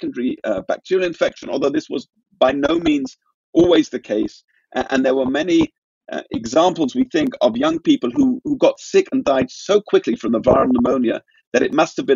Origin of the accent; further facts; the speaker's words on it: London, United Kingdom; my hometown of London